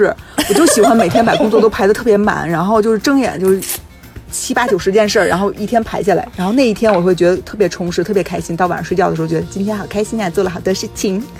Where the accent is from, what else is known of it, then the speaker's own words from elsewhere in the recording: Beijing, China; 我就是中国人，我从小到大都在中国长大。然后我是中国北京人